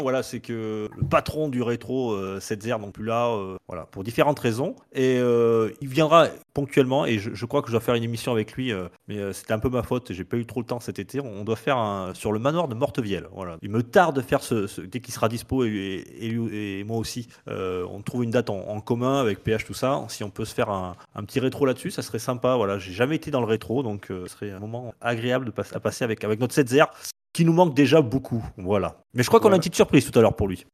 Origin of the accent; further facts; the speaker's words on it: Périgord, Nouvelle-Aquitaine, France; moved away; also born or lived in near Bordeaux; Je n'habite plus à côté de Bordeaux. je suis revenu dans mon pays natal du Périgord